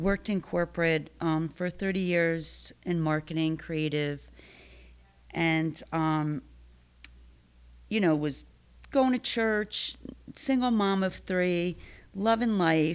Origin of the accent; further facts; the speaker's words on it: Stamford, Connecticut, United States; I was born and raised in Stanford. Grew up here, school, family, lots of family